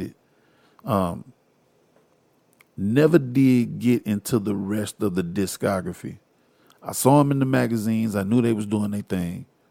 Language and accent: English; Houston, Texas, United States; I am from Houston. I'm a Houstonian.